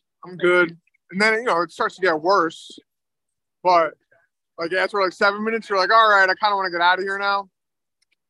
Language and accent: English; New York City, New York, United States; also born or lived in Manhattan; I was born in Manhattan, raised in Queens